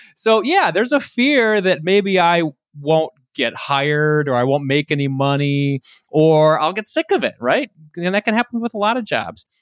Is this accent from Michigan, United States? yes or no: yes; Detroit, Michigan, United States; I'm from Detroit